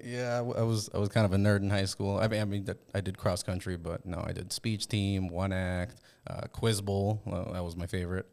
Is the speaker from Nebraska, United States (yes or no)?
yes; West Point, Nebraska, United States; I grew up in West Point